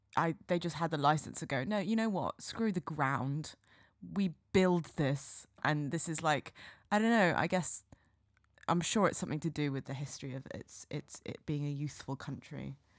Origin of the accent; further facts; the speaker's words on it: Cotswolds, South West England, United Kingdom; I didn't grow up in urban England. I grew up in very much mm. rural um, yes, Cotswolds.